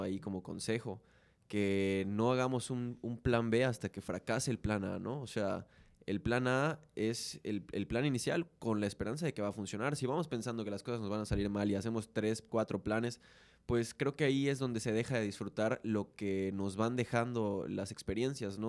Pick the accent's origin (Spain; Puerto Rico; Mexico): Mexico; En esta burbuja cultural que tenemos como mexicanos